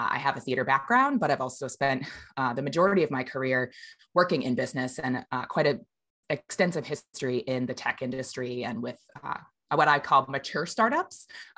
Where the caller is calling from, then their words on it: Seattle, Washington, United States; I'm here in Seattle, Washington.